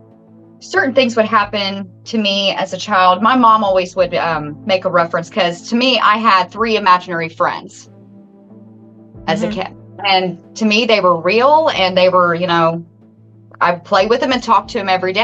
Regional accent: Salem, Indiana, United States; born and raised right here in Washington County, Salem

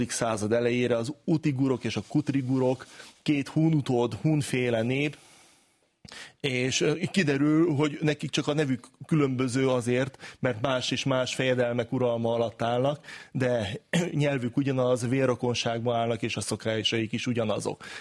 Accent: Hungary; mi magyarok vagyunk

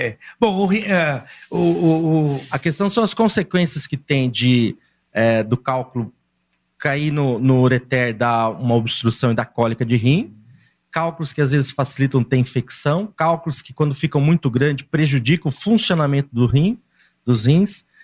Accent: São Paulo, Brazil; born there; now in Londrina, Brazil; E eu nasci

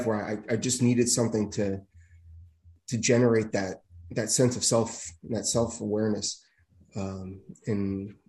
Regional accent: East Windsor, New Jersey, United States; I was hired by my hometown in East Windsor. Spent the next 20 years there

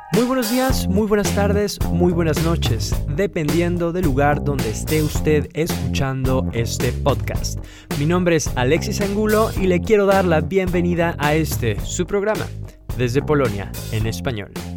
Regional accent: Mexico; now in Poland; como decimos en México

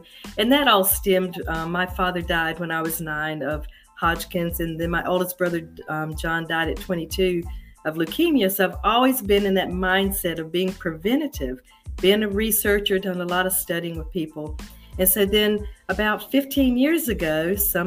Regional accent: Charlotte, North Carolina, United States; I was born and raised in Charlotte

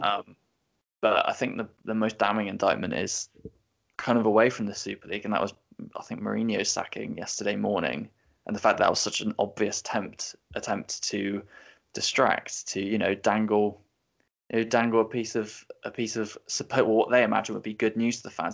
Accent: England, United Kingdom; as a English born uh, you know, teenager now in his twenties

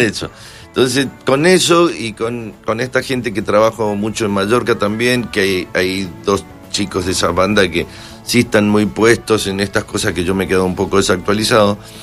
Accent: Mendoza, Argentina; now in Madrid, Spain; acá en Mendoza, por supuesto, mi tierra

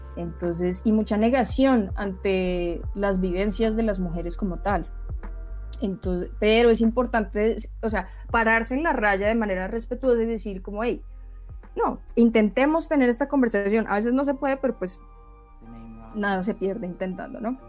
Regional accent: Bogotá, Colombia; yo nací en Bogotá, eh, crecí en Bogotá mm, y después tuve la oportunidad de irme, pero volví a Bogotá

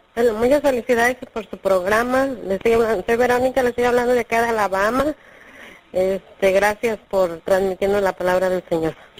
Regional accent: Mexico; now in New York, United States; soy de México, pero actualmente resido en Nueva York.

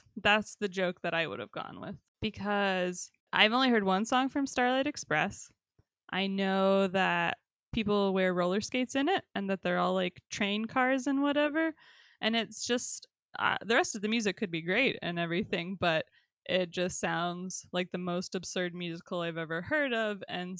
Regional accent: New York, United States; Told him to get lost, buddy. I'm from New York.

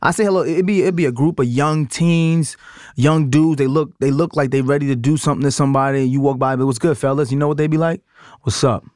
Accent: New York City, New York, United States; I'm from Brooklyn, I still have a lot of my country family morals

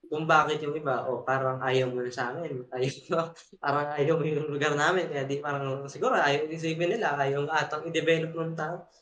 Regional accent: Philippines

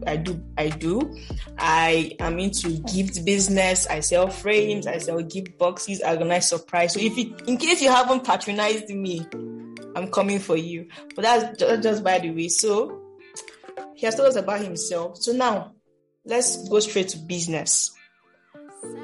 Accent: Nigeria; as a Nigerian girl that I am

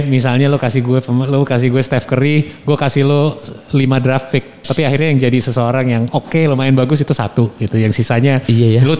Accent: Toronto, Ontario, Canada; also born or lived in Boston, United States; kayak misalnya gue gede di Toronto.

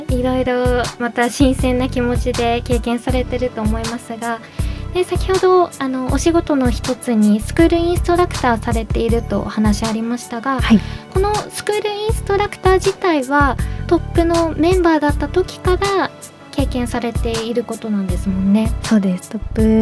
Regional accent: Miyagi, Japan; 生まれた場所はまた違うんですけど育った場所は宮城です

